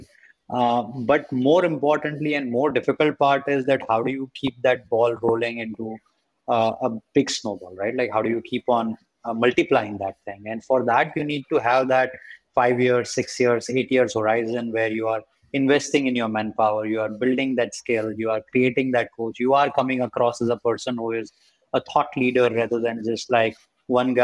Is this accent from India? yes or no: yes; India; as an Indian